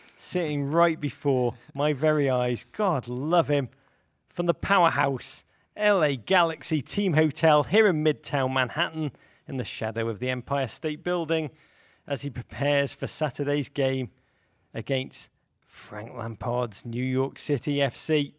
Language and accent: English; Liverpool, North West England, United Kingdom; I'm from Liverpool too